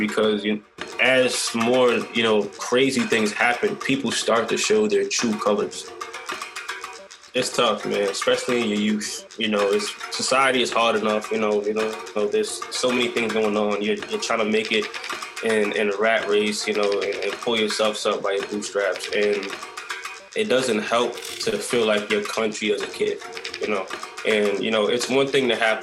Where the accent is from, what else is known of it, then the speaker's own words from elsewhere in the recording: New York City, New York, United States; I grew up on the North Shore